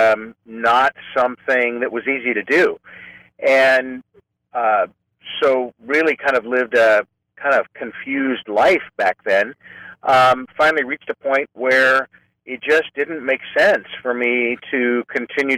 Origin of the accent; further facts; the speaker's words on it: Clovis, California, United States; also born or lived in Fresno, California / Modesto, California; now in San Francisco, United States; So I'm a native Californian. I grew up in Fresno in the farm region, actually in Clovis